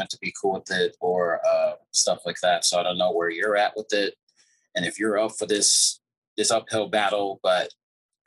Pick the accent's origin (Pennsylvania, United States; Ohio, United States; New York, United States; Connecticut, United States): New York, United States; also born or lived in Jamaica; we're in the melting pot of New York most of my life, and even though I was born in Jamaica